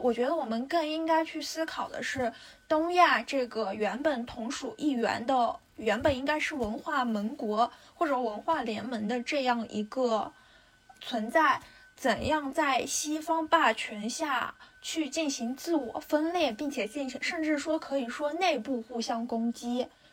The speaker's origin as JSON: {"language": "Chinese", "country": "China", "moved": "yes", "lives_now": "United Kingdom", "said": "身为一个中国人，在英国这样一个地区，在工作也好，受教育 中也好"}